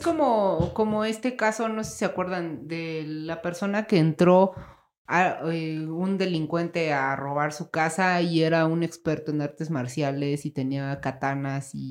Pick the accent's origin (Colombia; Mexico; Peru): Mexico; uno como mexicano